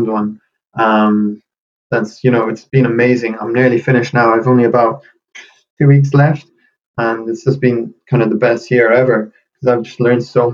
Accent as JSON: {"language": "English", "town": "Galway", "region": "Connacht", "country": "Ireland", "said": "where I'm from in Galway"}